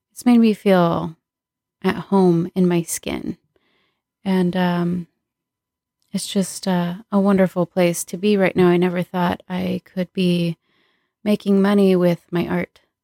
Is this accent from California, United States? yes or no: yes; Southern California, United States; I was born and raised in Southern California